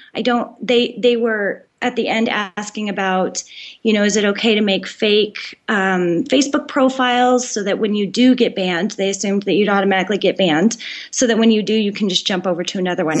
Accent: Colorado, United States; I grew up in Colorado

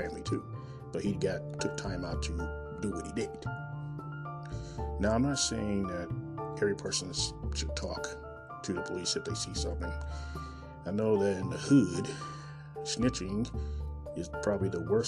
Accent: Kansas City, Missouri, United States; born or raised there

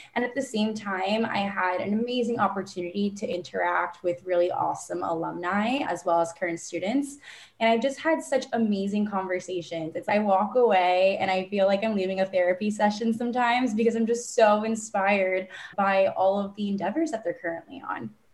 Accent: Miami, Florida, United States; born or raised there; moved away as an adult; now in New York, United States

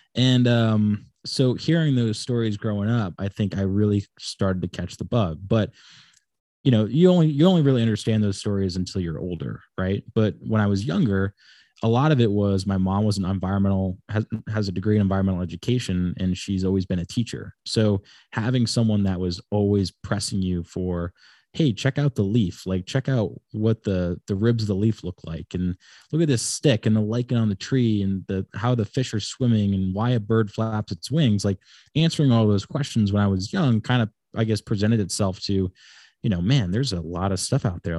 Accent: Wickford, Rhode Island, United States; also born or lived in Laguna Beach, California / Florida / Big Island, Hawaii; I pretty much grew up here in Rhode Island for the most part, um, in a place called Wickford, Rhode Island.

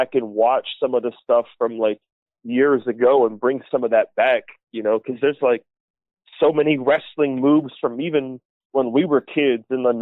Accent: Ohio, United States; born or raised there; moved away as an adult; now in Alaska, United States

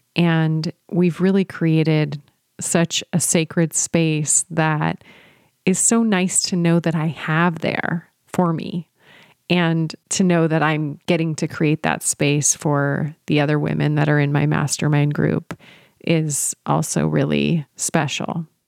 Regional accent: San Luis Obispo, California, United States; moved away as an adult; I had moved back to my hometown of San Luis Obispo with my husband

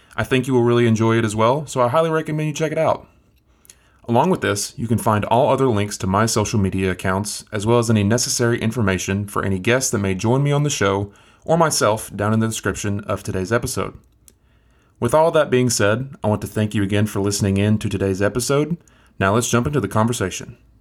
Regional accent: Englewood, Tennessee, United States; moved away as an adult; now in Chattanooga, United States; Where I'm from, my hometown, is a really small town in East Tennessee.

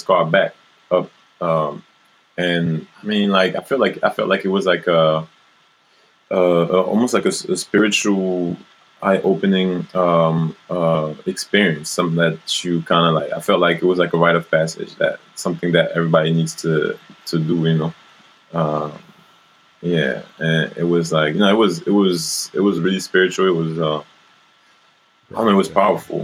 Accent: France; moved away; I grew up in France and then I travel in the States and Brazil and all around Africa

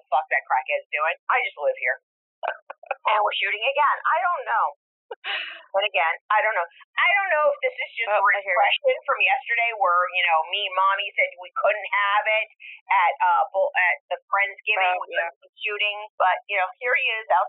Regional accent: Rhode Island, United States; it was my hometown, my home state

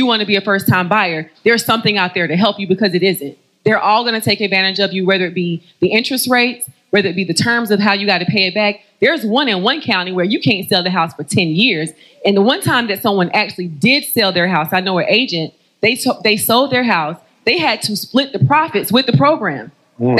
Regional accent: North Carolina, United States; Know I'm from North Carolina.

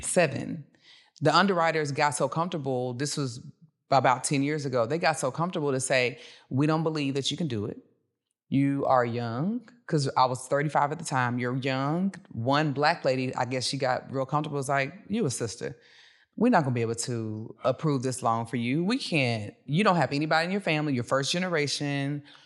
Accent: Dallas, Texas, United States; also born or lived in Cedar Hill; I'm from Dallas

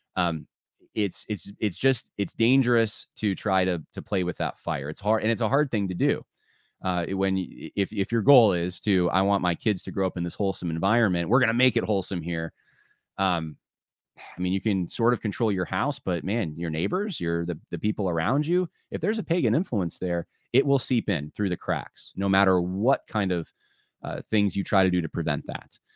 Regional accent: California, United States; also born or lived in North Carolina; now in New York, United States; I was born in California. A lot of my family still in California, and and like typical Californians, one side uh, from Ohio, one side um, from Mississippi, and, uh, and, and native Californian

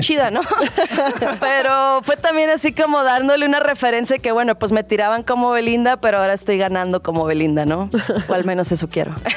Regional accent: Monterrey, Nuevo León, Mexico; moved away as an adult; now in Mexico City, Mexico; Los dos somos de Monterrey

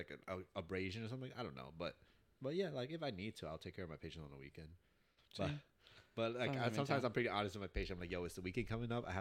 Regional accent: New York City, New York, United States; I am an American citizen. I was born in New York City

